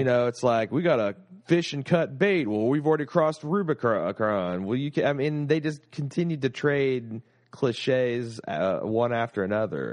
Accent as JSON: {"language": "English", "country": "United States"}